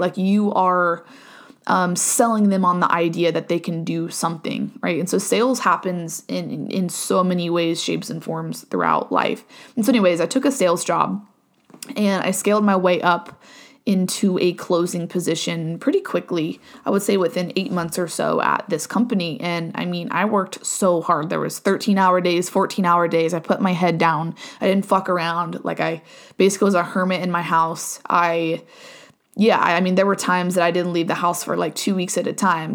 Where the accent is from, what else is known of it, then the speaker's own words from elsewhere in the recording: Ohio, United States; moved away as an adult; now in Virginia, United States; born and raised in Ohio, moved to Virginia, um, in twenty twenty-one.